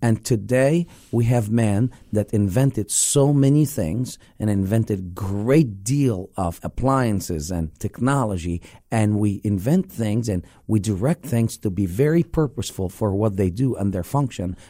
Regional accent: Egypt; now in Lake Mary, United States; growing up in the Middle East

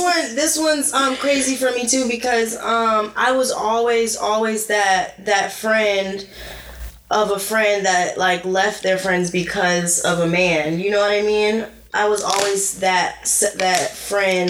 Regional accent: Arcadia, Florida, United States; I was born in Arcadia, Florida

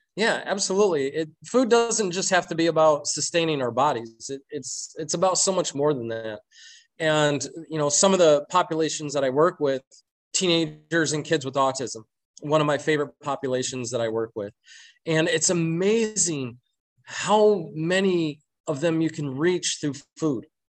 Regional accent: Flint, Michigan, United States; I'm originally from Flint, Michigan

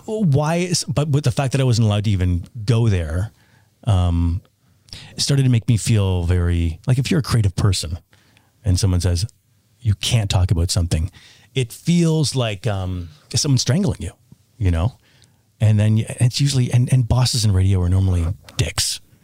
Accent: Toronto, Ontario, Canada; moved away; where I grew up in Toronto

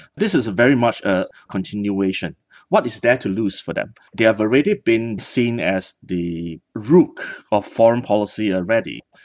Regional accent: Singapore; being born a Singaporean

